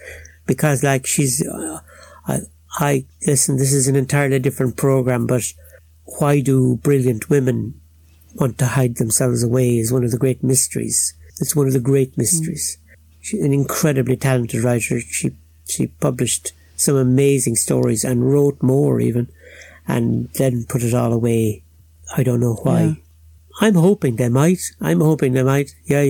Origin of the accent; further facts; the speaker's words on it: Waterford, Munster, Ireland; accent: Cork; I talk like a Cork man now, but I'm actually a Waterford man.